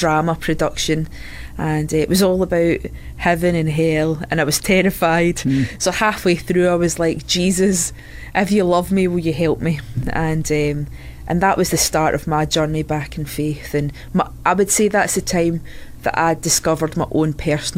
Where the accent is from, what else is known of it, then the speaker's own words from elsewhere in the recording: Scotland, United Kingdom; accent: Scottish; moved away as an adult; also born or lived in Southern Ireland; now in Santa Maria, United States; We moved over from Scotland. As you can tell, that's where the accent's from